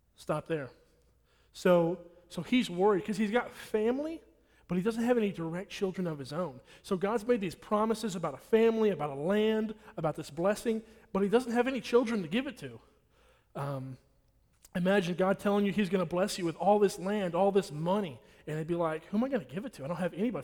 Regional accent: Nacogdoches, Texas, United States; I'm from here, I'm from Nacogdoches.

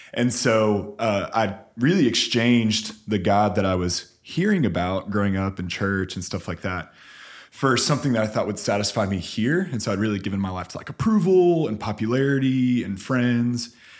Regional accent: San Antonio, Texas, United States; my parents moved to San Antonio, I claim San Antonio as my hometown

